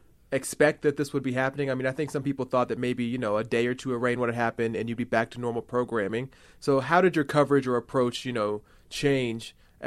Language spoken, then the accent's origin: English; Houston, Texas, United States; moved away; as a Texan myself, born and raised